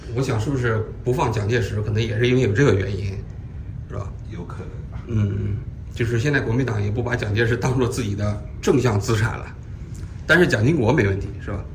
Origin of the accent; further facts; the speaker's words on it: China; moved away; 我来自于中国大陆